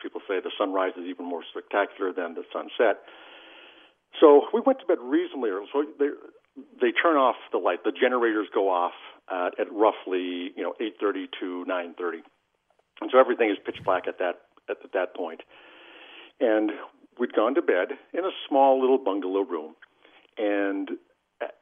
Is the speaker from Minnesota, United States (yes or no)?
yes; Alexandria, Minnesota, United States; also born or lived in Idaho; I grew up in Alexandria